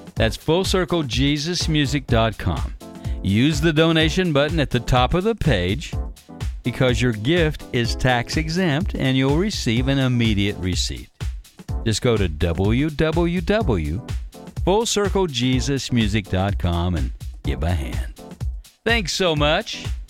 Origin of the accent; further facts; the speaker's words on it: Carbondale, Illinois, United States; my hometown of Carbondale